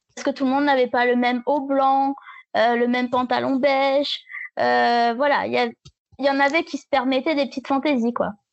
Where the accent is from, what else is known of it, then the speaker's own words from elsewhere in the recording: a small village in the south of France, southern France, France; je viens d'un petit village dans le sud de la France.